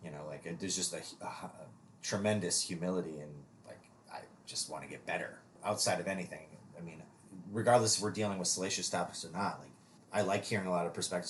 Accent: Minnesota, United States; born or raised there; moved away

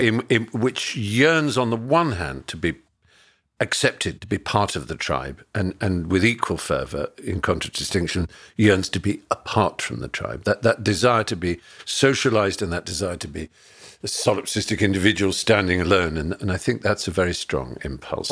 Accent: Norfolk, East of England, United Kingdom; growing up in Norfolk in the countryside in England

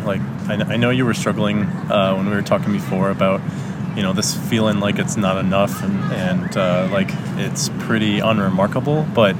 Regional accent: Milwaukee, Wisconsin, United States; moved away as an adult; also born or lived in Indianapolis; now in Chicago, United States; I grew up in Milwaukee, as our listeners know, and went to Indy for university.

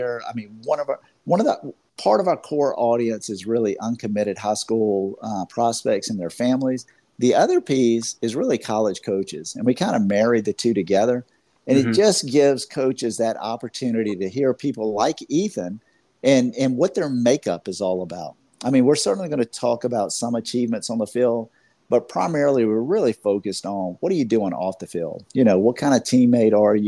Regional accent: Georgia, United States; I'm from Georgia

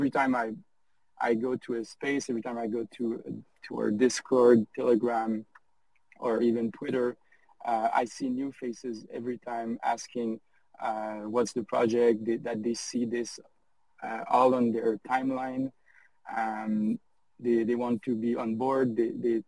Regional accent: France; English is a second language; my first language is not English. So I'm French

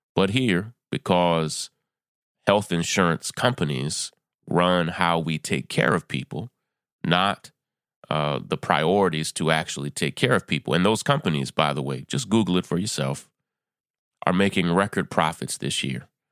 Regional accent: New York, United States; my home state of New York

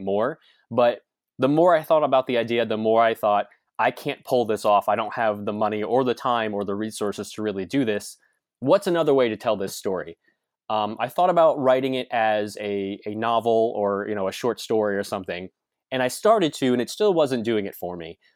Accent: New Jersey, United States; moved away as an adult; now in California, United States; growing up in New Jersey

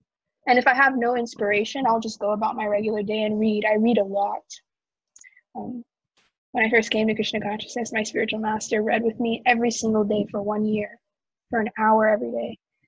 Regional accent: Houston, Texas, United States; Houston, Texas.

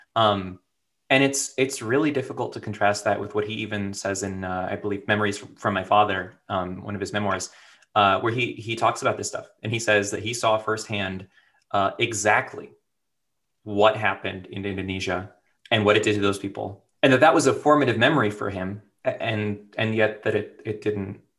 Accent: United States; as an American

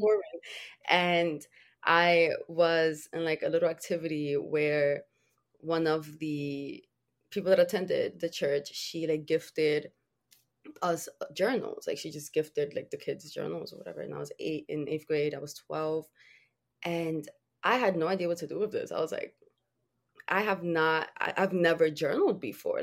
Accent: Dominican Republic; I was born in the Dominican Republic

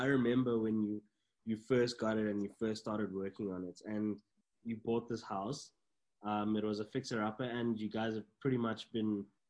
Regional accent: South Africa; being South African, there's just something in your blood.

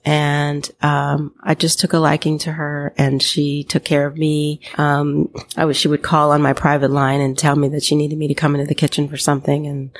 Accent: Los Angeles, California, United States; I grew up in Los Angeles as a beach girl.

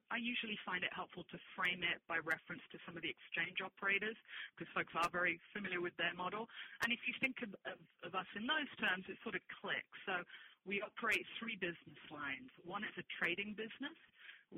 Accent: London, United Kingdom; moved away as an adult; also born or lived in Spain / Bermuda; I'm originally Spanish, but, yes, I grew up in London

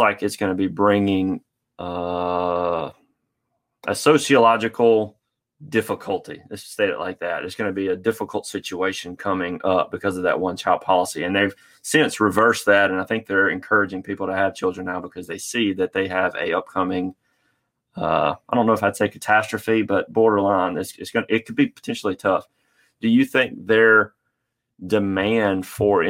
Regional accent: United States; as an American

